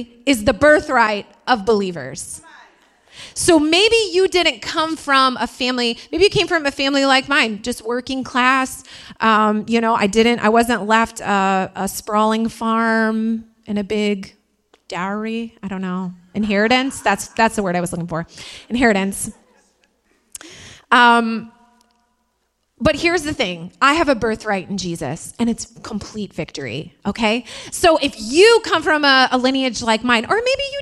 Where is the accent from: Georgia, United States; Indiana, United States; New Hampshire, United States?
Indiana, United States; accent: Midwest; moved away; also born or lived in Queens, New York; I'm from Indiana